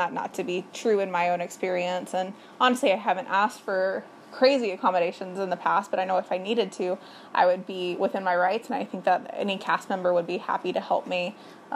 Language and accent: English; Alabama, United States; I'm from Alabama. I grew up there